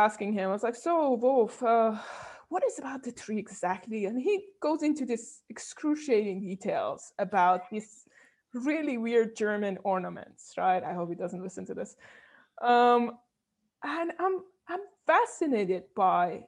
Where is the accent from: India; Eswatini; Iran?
Iran; moved away; I was coming from Iran